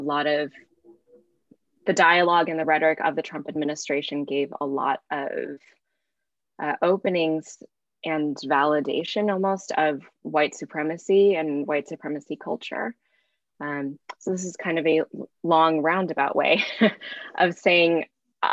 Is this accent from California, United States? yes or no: yes; Bay Area, California, United States; growing up in the Bay Area. I grew up in a time here